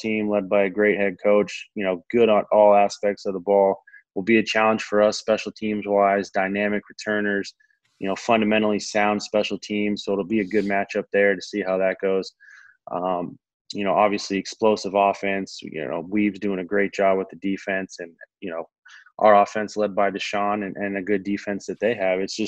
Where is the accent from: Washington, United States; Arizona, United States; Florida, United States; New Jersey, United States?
Arizona, United States; Phoenix; my hometown of Phoenix